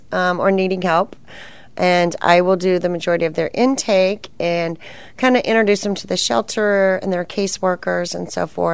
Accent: San Antonio, Texas, United States; moved away as an adult; also born or lived in Colorado; now in Austin, United States; my hometown, I was born in San Antonio, and that's where I was living

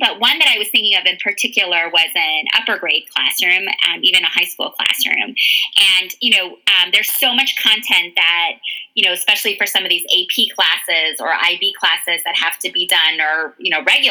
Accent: Canada; moved away as an adult; now in United States; I am the closest immigrant to my children because I was born in Canada, obviously, and came to the States when I was in my 20s.

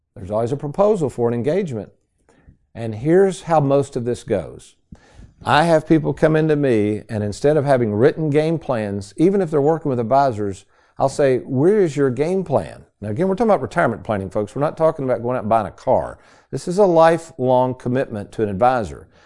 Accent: Lexington, Kentucky, United States; also born or lived in Bowling Green; as a ten-year-old, snotty nosed kid growing up in Lexington

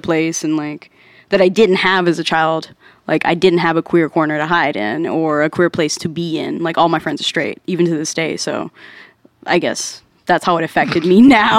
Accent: Dallas, Texas, United States; cause like in Dallas, I didn't have time

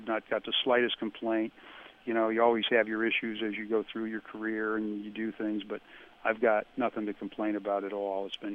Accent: Middletown, Connecticut, United States; had a wonderful childhood growing up in Middletown

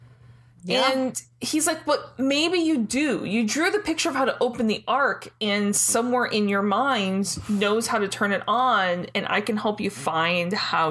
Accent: Detroit area, Michigan, United States; I say I'm from Detroit, and I'm not from Detroit.

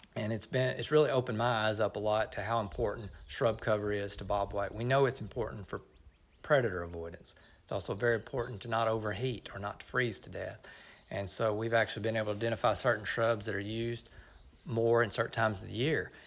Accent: Middle Tennessee, United States; moved away as an adult; now in Oklahoma, United States; I grew up in Middle Tennessee

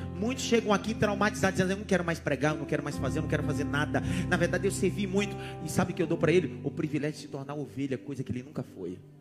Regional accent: São Paulo, Brazil; also born or lived in Pernambuco; Eu, eu sou da Zona Leste. Dá para imaginar? Ó, o cara da ZL, pernambucano

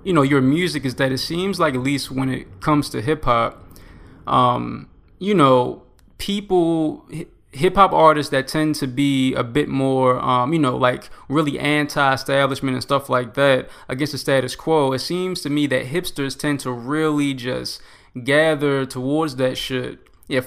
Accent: Baltimore, Maryland, United States; moved away as an adult; now in Oklahoma, United States; I'm from Baltimore, but, you know, I'm in Oklahoma right now.

